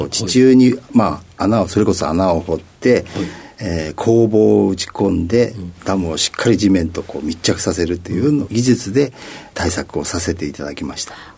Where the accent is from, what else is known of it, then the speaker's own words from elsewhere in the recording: Tokyo, Japan; 東京都の練馬区になります